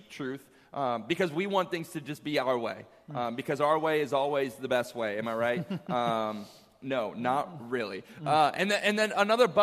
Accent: Virginia, United States; moved away as an adult; 7 years since I left my hometown in Virginia

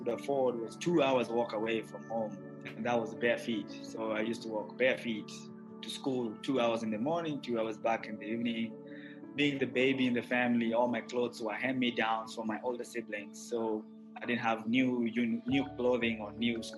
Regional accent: Nairobi, Kenya; I grew up in Nairobi, which is the capital of Kenya.

